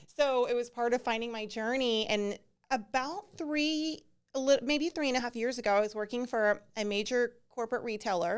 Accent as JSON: {"language": "English", "region": "Texas", "country": "United States", "tie": "born or raised there", "also_born_or_lived": "Alabama", "said": "I was born in Alabama, but my parents came back to Texas when I was like two and a half."}